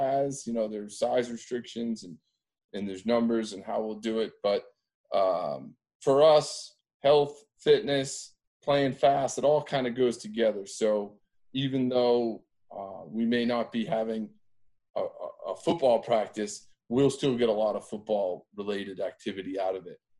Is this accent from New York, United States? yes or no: no; Andover, Massachusetts, United States; I grew up in Andover, Mass